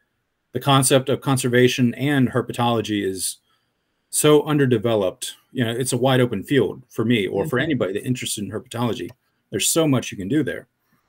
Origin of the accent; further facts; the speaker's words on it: North Carolina, United States; in my home state of North Carolina